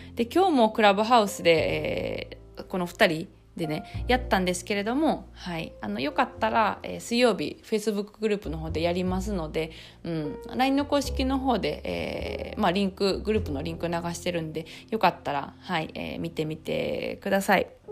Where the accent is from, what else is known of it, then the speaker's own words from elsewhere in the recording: Kansai, Japan; 私とかはあの関西人